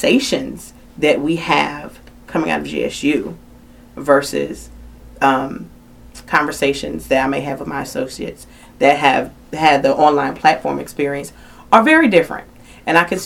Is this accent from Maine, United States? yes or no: no; Philadelphia, Pennsylvania, United States; now in Atlanta, United States; I'm from Philadelphia originally